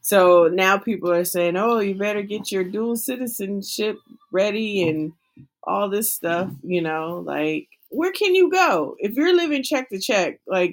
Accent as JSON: {"language": "English", "region": "California", "country": "United States", "said": "I'm from Cali"}